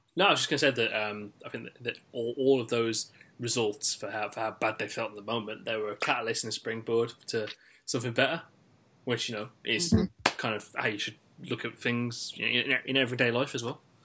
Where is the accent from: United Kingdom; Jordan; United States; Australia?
United Kingdom; West Midlands; someone who is from the West Midlands and has dated someone who is from London before